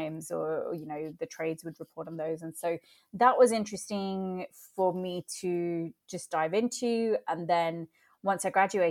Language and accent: English; England, United Kingdom; being Indian and growing up in England